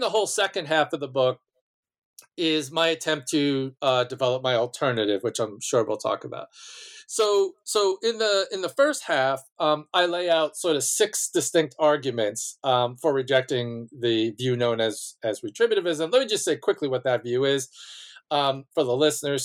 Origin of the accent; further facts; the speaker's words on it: Malverne, New York, United States; I, um, was born and raised on Long Island, um, in a small town named Malvern